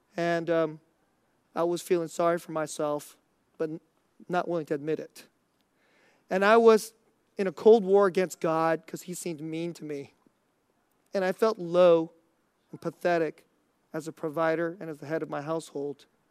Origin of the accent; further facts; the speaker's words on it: Bay Area, California, United States; moved away; I grew up in the Bay Area